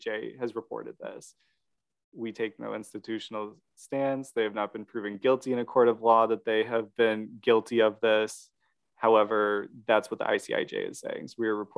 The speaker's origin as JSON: {"language": "English", "region": "Midwest", "country": "United States", "said": "We are from the Midwest"}